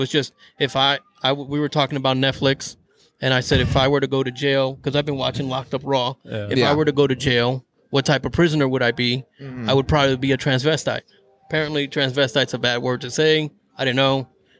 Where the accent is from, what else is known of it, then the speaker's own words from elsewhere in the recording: New York, United States; I'm from New York.